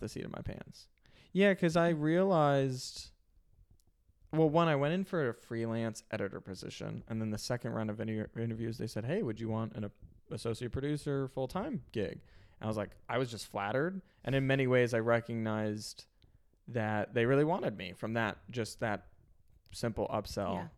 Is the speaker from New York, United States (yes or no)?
no; Illinois, United States; I grew up in Illinois